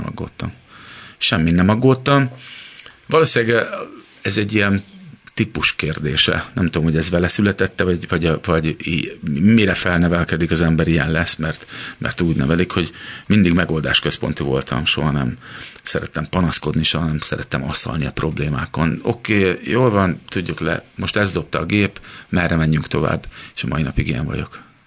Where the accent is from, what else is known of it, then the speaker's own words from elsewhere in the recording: Szeged, Csongrád-Csanád, Hungary; also born or lived in Los Angeles; now in Budapest, Hungary; szegediek vagyunk, és ugye Szegedről jár fel anyukám